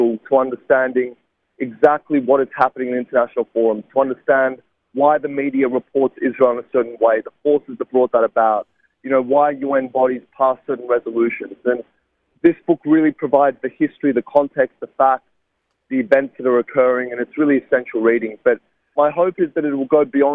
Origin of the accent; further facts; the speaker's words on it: Sydney, New South Wales, Australia; a university in my hometown of Sydney